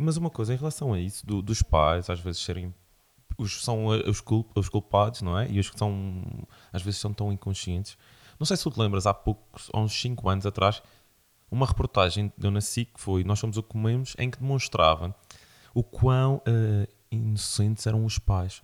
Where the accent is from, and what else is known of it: Madeira, Portugal